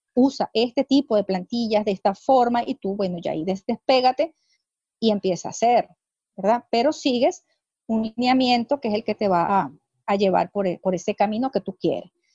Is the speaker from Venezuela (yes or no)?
yes; Venezuela; soy venezolana